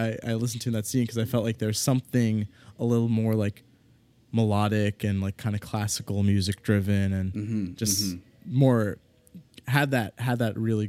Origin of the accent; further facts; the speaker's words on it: Washington, District of Columbia, United States; I'm from Washington, D.C.